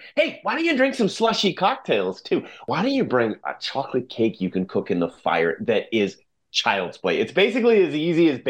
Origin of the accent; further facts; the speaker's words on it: Fraser Valley, British Columbia, Canada; I grew up in the Fraser Valley